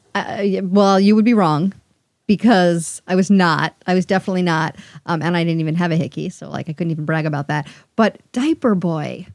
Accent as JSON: {"language": "English", "town": "New York City", "region": "New York", "country": "United States", "said": "I'm from Queens, and I never admitted, I just say New York"}